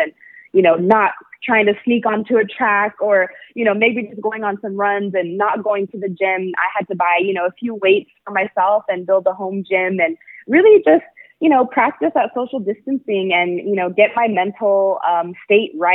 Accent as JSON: {"language": "English", "town": "El Paso", "region": "Texas", "country": "United States", "tie": "born or raised there", "also_born_or_lived": "Austin, Texas", "said": "am from El Paso, Texas. I grew up with my Mexican side of my family"}